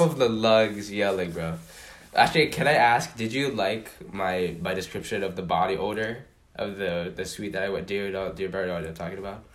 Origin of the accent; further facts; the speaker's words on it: Honolulu, Hawaii, United States; moved away as an adult; now in Los Angeles, United States; my hometown of Honolulu, Hawaii